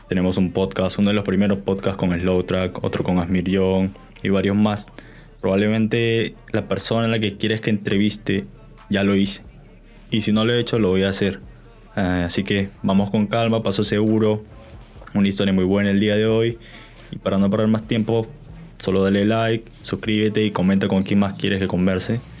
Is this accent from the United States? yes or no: no; La Victoria, Lima, Peru; born there; Yo, yo, nací, yo nací en La Victoria, o sea, en, en, mi certificado está La Victoria. Yo, yo no viví en La Victoria, no, ¿para qué mentir?